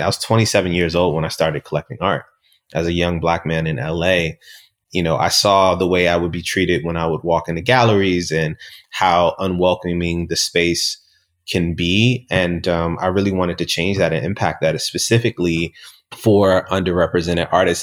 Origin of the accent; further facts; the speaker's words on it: Richmond, Virginia, United States; growing up in Southside Richmond